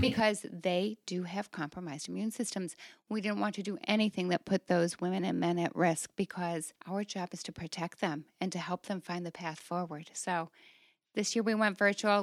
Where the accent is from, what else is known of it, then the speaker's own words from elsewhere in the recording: Toledo, Ohio, United States; I came back to my hometown in the Toledo area